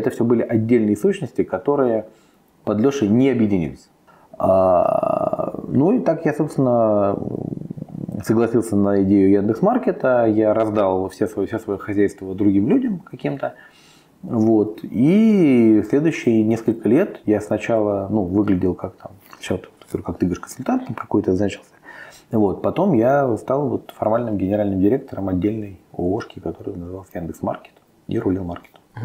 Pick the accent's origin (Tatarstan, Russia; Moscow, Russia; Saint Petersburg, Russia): Moscow, Russia; я из Москвы, я родился, вырос, всю жизнь живу, все время в Москве